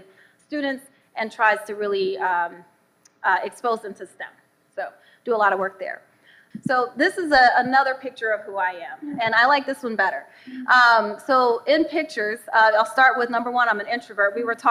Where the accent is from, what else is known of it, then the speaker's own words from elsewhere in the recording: Southfield, Michigan, United States; moved away; I'm from Southfield, Michigan, so this is home for me. Southfield's about 20 minutes down the lodge. I grew up here